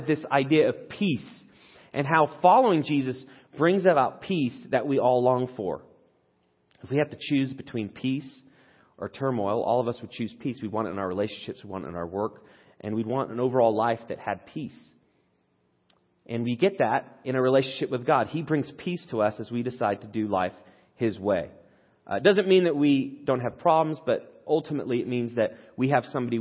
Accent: England, United Kingdom; moved away; I grew up in England

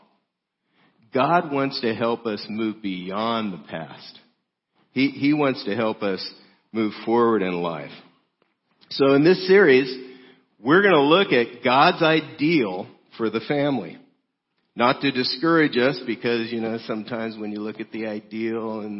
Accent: South Gate, California, United States; I grew up in Southgate, California, 8.5 miles from downtown L.A.

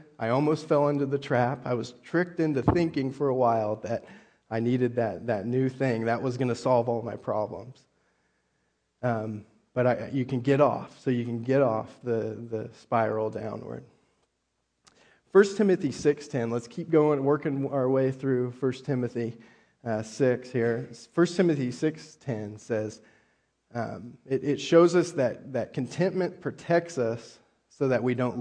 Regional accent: California, United States; moved away; also born or lived in Texas / Oklahoma; I grew up in California

